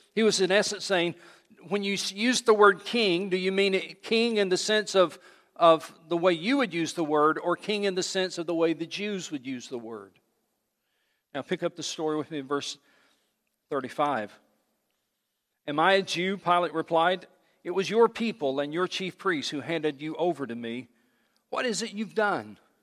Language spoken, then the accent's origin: English; United States; I love this country, but I am a Christian before I'm an American